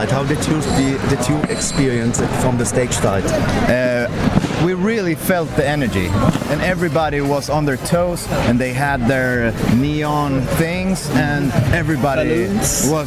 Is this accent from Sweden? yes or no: yes; Sweden; We are from Sweden, and you're listening to Radio International with ….